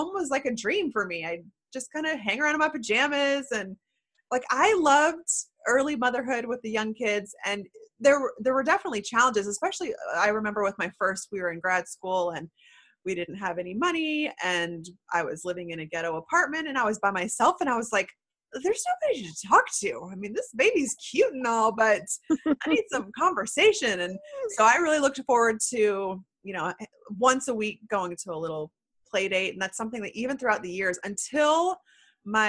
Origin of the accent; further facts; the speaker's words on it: Houston, Texas, United States; now in Austin, United States; I was born in Houston.